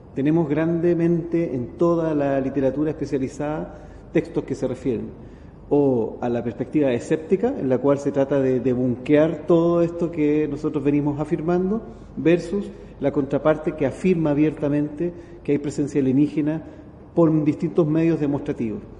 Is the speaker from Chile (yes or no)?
yes; Chile; en mi país, en Chile